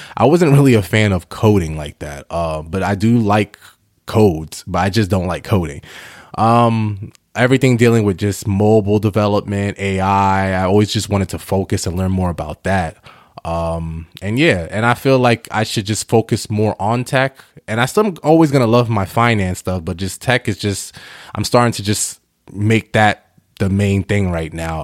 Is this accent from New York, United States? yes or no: yes; New York, United States; also born or lived in Ghana; I'm Ghanaian, but I was born in New York